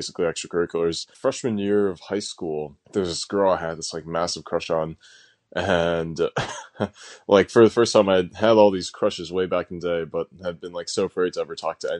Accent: suburbs of Chicago, Illinois, United States; also born or lived in New Jersey; spent most of my childhood growing up actually in the Midwest, so in suburbs of Chicago.

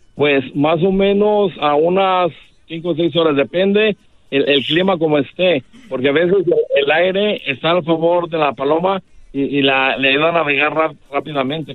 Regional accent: Guadalajara, Jalisco, Mexico; en Guadalajara, soy de Guadalajara, Jalisco, una colonia que se llama San Andrés, Orgullosamente

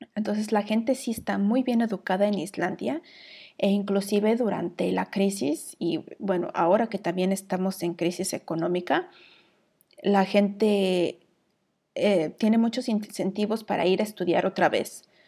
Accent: Mexico; moved away as an adult; now in Iceland

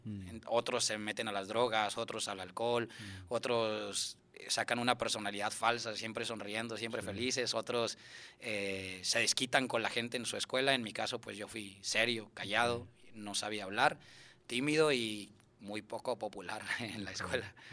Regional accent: Monterrey, Nuevo León, Mexico; Yo nací en, aquí en Monterrey

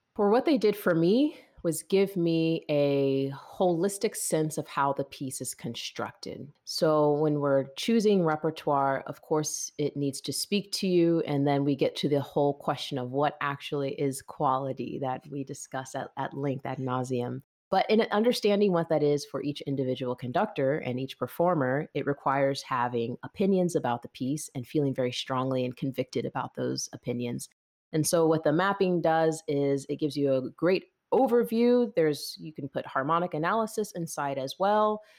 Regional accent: Lawrenceville, Georgia, United States; I'm actually from Lawrenceville, Georgia

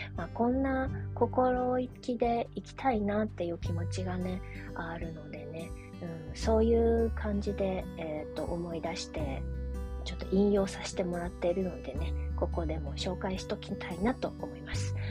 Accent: Japan; first language Japanese; also born or lived in China; もともとの生まれが中国で日本で育ってでまあ、えー日本と中国のクォーターハーフっていうことなんですけれども、まあ、母国語は、えー、基本日本語です

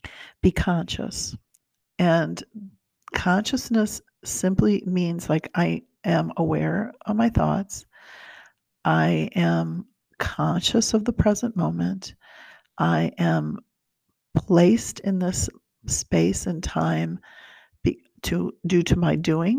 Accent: Brazil; now in United States; I was born in Brazil

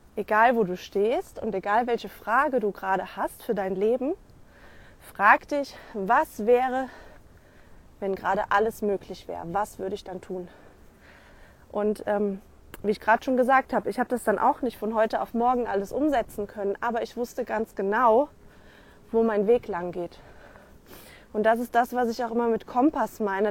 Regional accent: Rhineland, Germany; bei uns im Rheinland

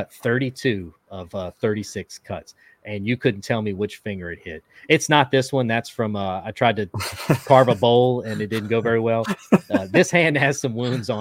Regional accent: Louisiana, United States; now in Texas, United States; I'm in Texas now, but I grew up in Louisiana

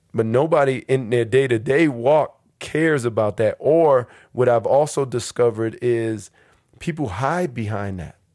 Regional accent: New York City, New York, United States; moved away as an adult; now in Newark, United States; I grew up in New York City between Harlem and the Bronx

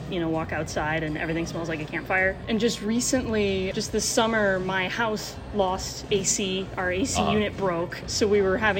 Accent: Wyoming, United States; moved away as an adult; now in Walla Walla, United States; I'm from Wyoming

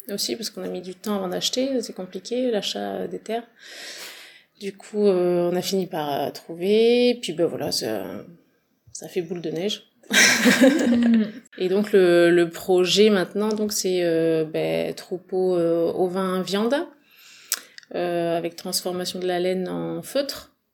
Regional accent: La Seyne-sur-Mer, Provence-Alpes-Côte d'Azur, France; born there; now in Dordogne, France; alors je suis née dans le Var, à Seine-sur-Mer, et après, mes parents étaient du Nord, Normandie et Paris, donc on est remonté.

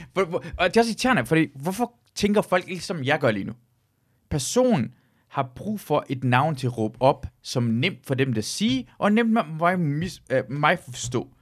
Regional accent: Denmark; jeg voksede op i Danmark

